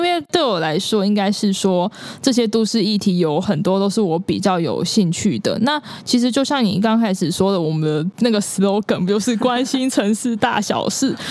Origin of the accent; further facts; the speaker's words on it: Kaohsiung, Taiwan; moved away as an adult; also born or lived in Taichung; now in Tainan, Taiwan; 我的老家高雄